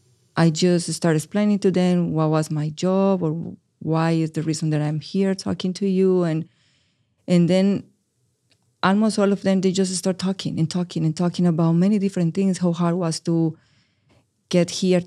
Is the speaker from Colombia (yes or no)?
yes; Medellin, Antioquia, Colombia; first language es; English is a second language; now in United States; Yeah, I am from Medellin, Colombia. My primary language is Spanish, and I arrived to the United States 5 years ago with a huge barrier of the language. My English was zero.